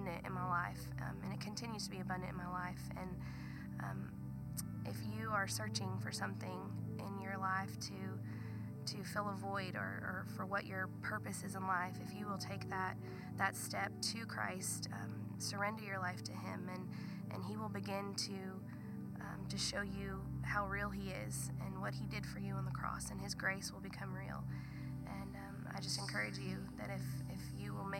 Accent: Southern California, United States; now in Texas, United States; I'm originally from Southern California. I grew up not going to church

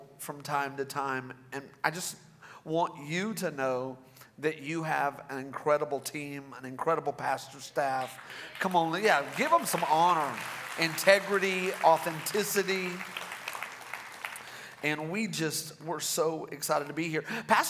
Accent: Rogers, Arkansas, United States; My wife and I, we are from Rogers, Arkansas, and we just love your pastors.

